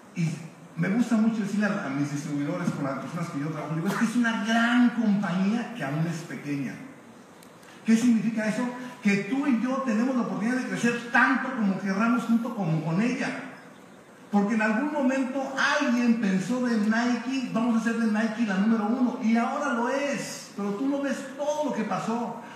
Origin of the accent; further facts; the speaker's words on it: Mexico; decimos en México